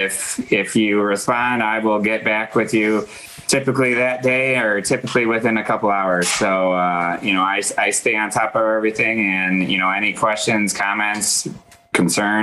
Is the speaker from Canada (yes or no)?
no; Midwest, United States; I'm from the Midwest